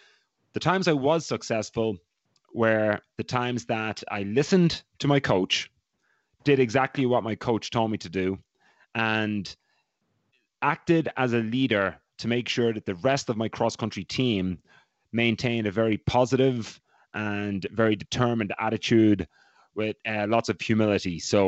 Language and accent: English; Ireland; accent: Irish; moved away as an adult; I was not allowed to lose my accent because when I arrived at Providence College, head coach there, Ray Tracy, is from Waterford in Ireland, and there was a few other Irish guys in the team, so it was easy for me to maintain.